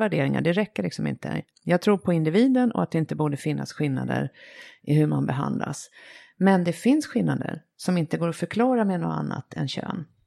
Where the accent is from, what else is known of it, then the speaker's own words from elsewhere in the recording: Sweden; som svensk